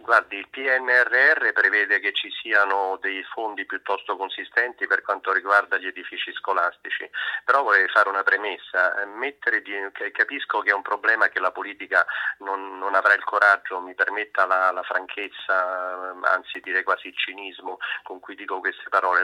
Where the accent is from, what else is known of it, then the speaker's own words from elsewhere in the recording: Rome, Lazio, Italy; sono romano, ce l'ho sempre sotto sotto